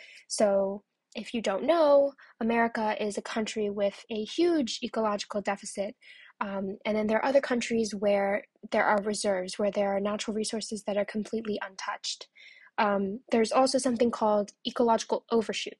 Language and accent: English; New York City, New York, United States; As a New Yorker myself, and you know, feeling very identified with being from New York